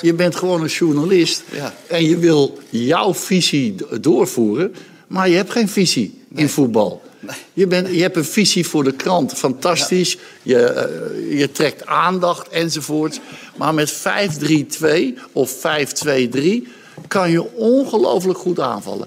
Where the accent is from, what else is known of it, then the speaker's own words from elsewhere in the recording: Netherlands; Volgens mij zijn wij Nederlander